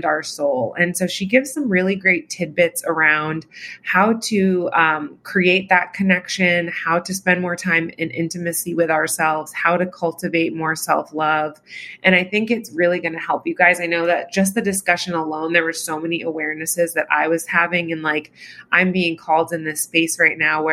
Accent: Virginia, United States; I'm from Virginia

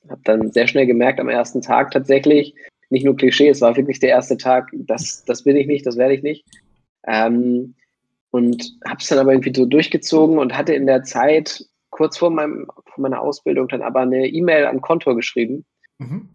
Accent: Hamburg, Germany; ich komme aus Hamburg

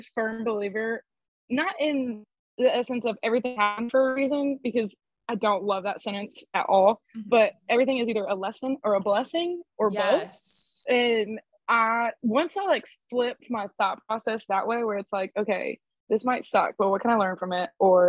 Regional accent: Decatur, Texas, United States; also born or lived in Killeen / Godley / Crescent / Boyd; it's easiest to say that I'm from Decatur, Texas. But I've moved around a lot.

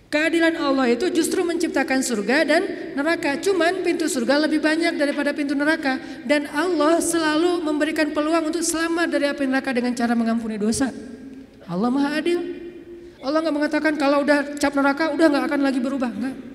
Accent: Aceh, Indonesia; Kayak kita misalnya saya nih, orang Aceh, ketika saya berada di Sunda, di mana bumi dipijak, di situ langit dijunjung.

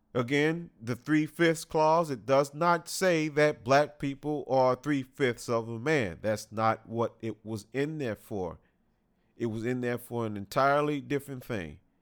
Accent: United States

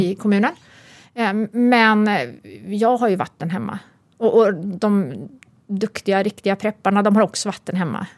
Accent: Uddevalla, Västra Götaland, Sweden; moved away; jag är uppvuxen i Uddevalla

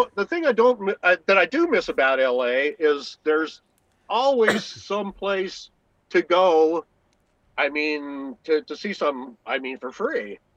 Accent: San Diego, California, United States; moved away; also born or lived in Los Angeles, United States; I was born in La Jolla

